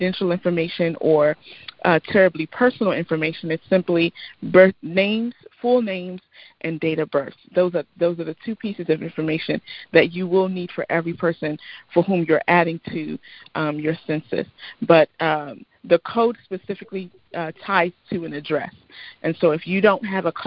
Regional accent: United States; I am of Nigerian descent. I was born here, but I am of Nigerian descent

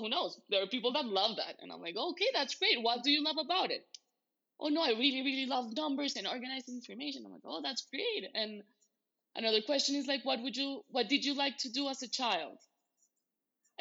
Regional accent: Bogotá, Bogotá Capital District, Colombia; I'm from Bogota, Colombia, in South America

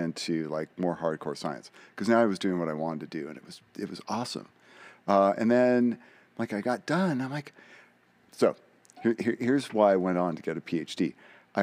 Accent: San Francisco Bay Area, California, United States; also born or lived in Humboldt State, Northern California; I grew up in San Francisco Bay Area.

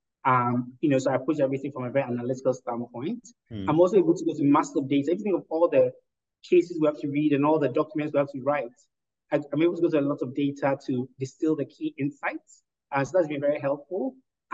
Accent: Ghana; moved away as an adult; also born or lived in Oxford, United Kingdom / Evanston, United States; I was born, I grew up in Ghana

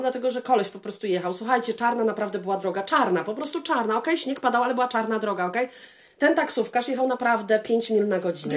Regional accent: Poland; moved away; Jestem z Polski

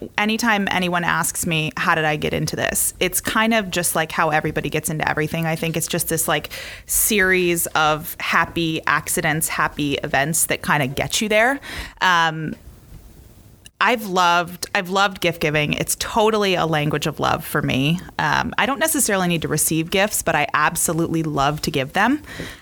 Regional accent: Gainesville, Florida, United States; I'm from Gainesville

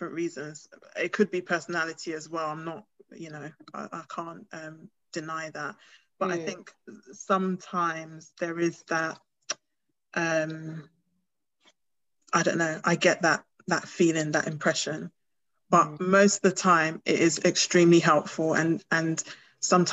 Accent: United Kingdom; also born or lived in Ghana; they can hear my accent, so they know that I've grown up here

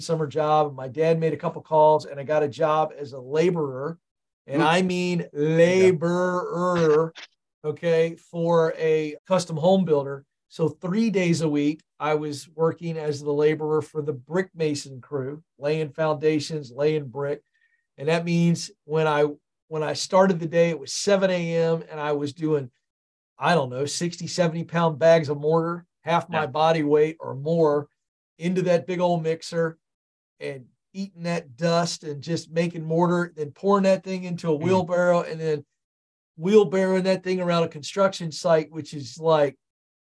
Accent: Tidewater area, Virginia, United States; born or raised there; also born or lived in Point Pleasant, West Virginia

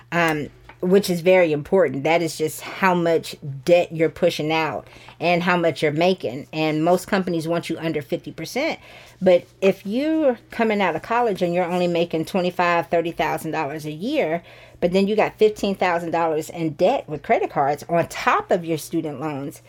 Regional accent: Sandy Springs, Georgia, United States; also born or lived in Alabama / Columbus, Georgia; I am from Sandy Springs, so we moved back to Sandy Springs about three years ago.

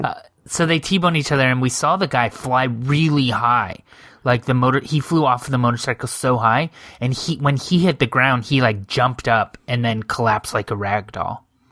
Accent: United States; I'm an atheist, but I grew up in America

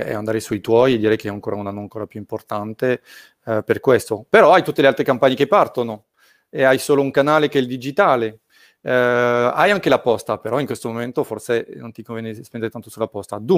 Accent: France; Italian is a second language; sono francese, lo pronuncio male

